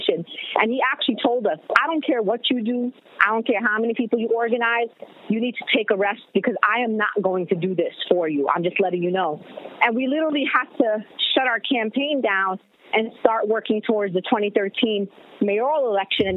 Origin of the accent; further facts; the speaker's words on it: New York City, New York, United States; I'm a New Yorker